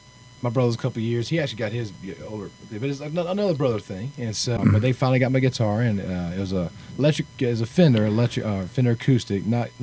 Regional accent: Sumter, South Carolina, United States; moved away as an adult; now in Nashville, United States; Originally, Sumter, South Carolina.

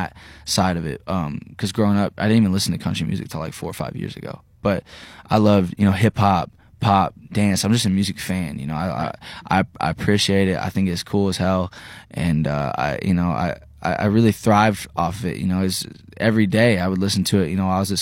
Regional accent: Terre Haute, Indiana, United States; I'm from Indiana, you know, Terre Haute

